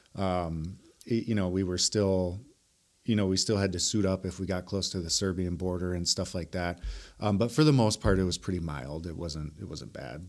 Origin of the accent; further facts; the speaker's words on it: Milwaukee, Wisconsin, United States; I was raised here in Milwaukee, um, on the South Side